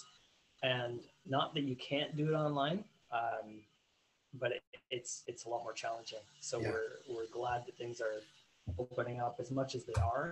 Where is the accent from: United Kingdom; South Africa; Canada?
Canada; I'm Canadian